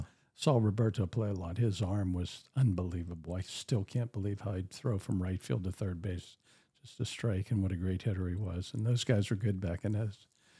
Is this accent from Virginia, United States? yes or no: no; Pittsburgh, Pennsylvania, United States; Yeah, I grew up outside of Pittsburgh, and I wanted to get back to Pennsylvania.